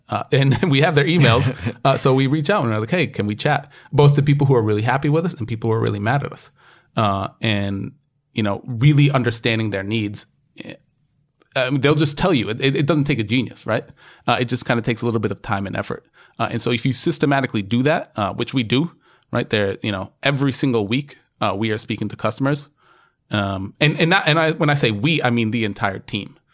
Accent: United States; now in New York, United States; me just being the American I am

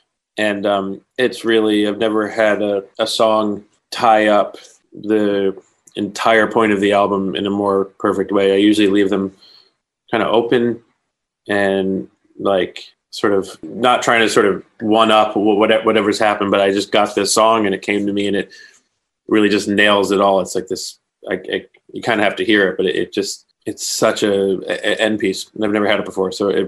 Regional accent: New Jersey, United States; I'm from New Jersey.

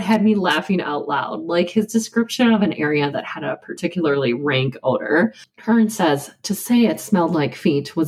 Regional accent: Midwest, United States; accent: Midwestern; I've got a Midwestern accent like crazy. My pronunciation of Wisconsin and potato

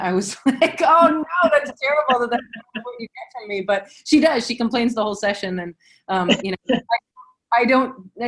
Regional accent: the South, United States; But, you know, I'm old and I'm from the South

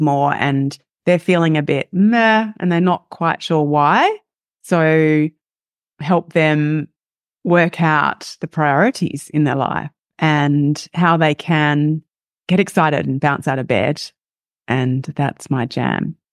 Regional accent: Australia; accent: Australian; as you can hear by my accent, am Australian, live in Australia.

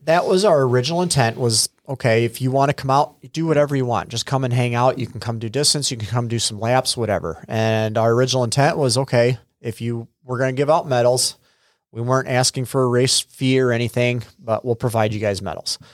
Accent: United States; also born or lived in Freeport; I'm originally from the area. Uh, I was actually born up in Freeport, and then when I was a couple years old, my parents moved down here to a farm, and I was raised on a dairy farm

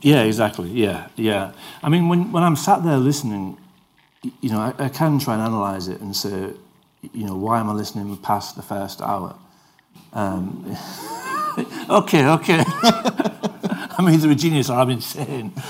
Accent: Yorkshire and the Humber, United Kingdom; I'm from Yorkshire

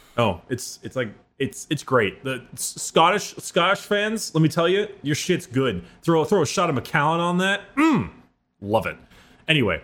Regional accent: United States; As an American

